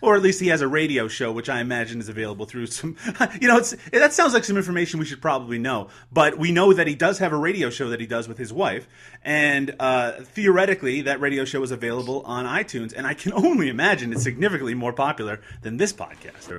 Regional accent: Newfoundland and Labrador, Canada; I'm from Newfoundland

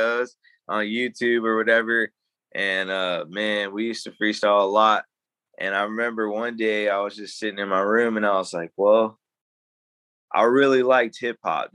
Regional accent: Dallas, Texas, United States; growing up in Dallas, I learned a lot of different things

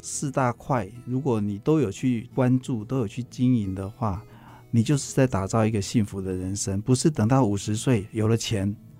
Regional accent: Yilan County, Taiwan; moved away; 我是在宜兰长大的乡下小孩

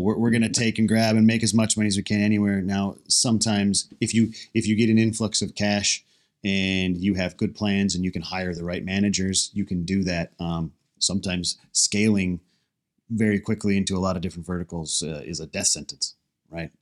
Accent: United States; as an American

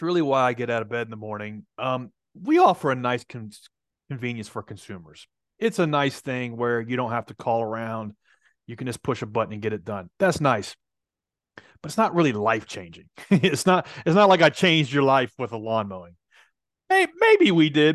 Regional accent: Nashville, Tennessee, United States; I'm from Nashville

